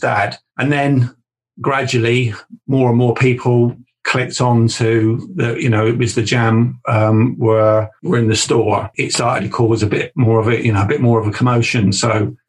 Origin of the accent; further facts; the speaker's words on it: Southampton, South East England, United Kingdom; I grew up in Southampton